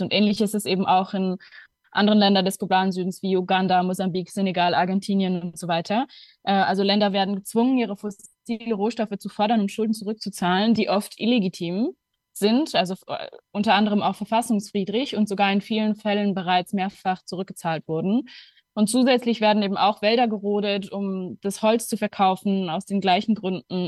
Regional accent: Luxembourg; moved away as an adult; now in Berlin, Germany; Ich komme ursprünglich aus Luxemburg und lebe mittlerweile seit zweieinhalb Jahren in Berlin

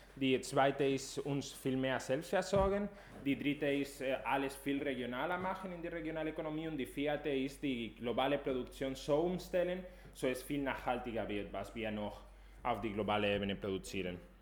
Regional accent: Spain; German is a second language; now in Germany; Ich komme aus Spanien

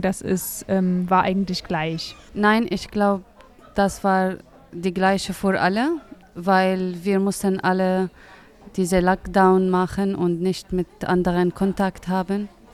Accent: Syria; German is a second language; moved away as an adult; now in Greifswald, Germany; Ich komme aus Syrien

